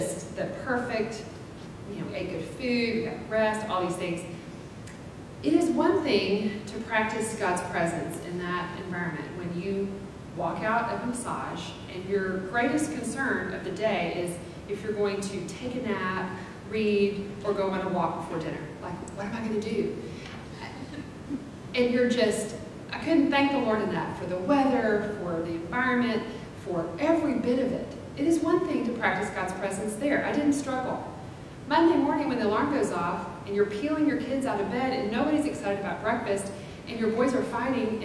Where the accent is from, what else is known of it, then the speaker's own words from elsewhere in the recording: Abilene, Texas, United States; I grew up in Abilene, in a small town